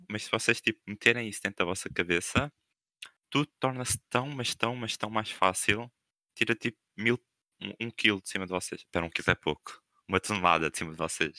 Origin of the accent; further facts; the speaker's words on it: Coimbra, Centro, Portugal; now in Algarve, Portugal; eu não sou aqui do Algarve, eu sou de Coimbra. Ou seja, tenho casas em Co, tenho, tipo, os meus avós e família em Coimbra